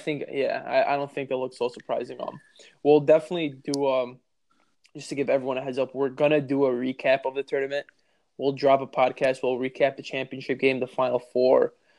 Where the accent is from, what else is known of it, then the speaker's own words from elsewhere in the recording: Chicago, Illinois, United States; we're from Chicago